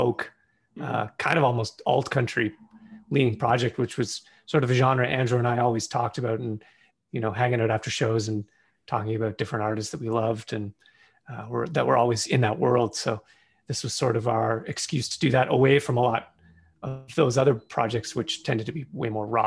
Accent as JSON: {"language": "English", "town": "Charlottetown", "region": "Prince Edward Island", "country": "Canada", "moved": "yes", "lives_now": "Toronto, Canada", "said": "we're still from Charlottetown"}